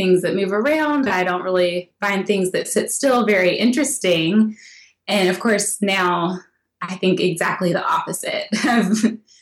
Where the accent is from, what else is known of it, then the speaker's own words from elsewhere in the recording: Tennessee, United States; I'm from Tennessee